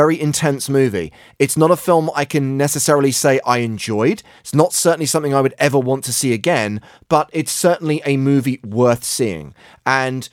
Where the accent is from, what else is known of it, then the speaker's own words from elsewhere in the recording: United Kingdom; moved away; in the United Kingdom, my home country